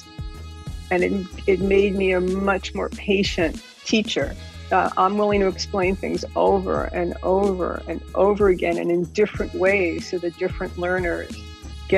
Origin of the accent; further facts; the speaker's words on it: New York City, New York, United States; I grew up in New York City, born and bred